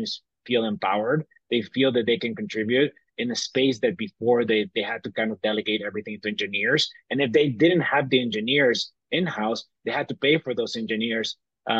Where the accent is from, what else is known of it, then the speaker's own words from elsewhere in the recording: Bolivia; moved away as an adult; also born or lived in Tennessee; I grew up in Bolivia. I was born in Tennessee, but I was raised my entire life in Bolivia.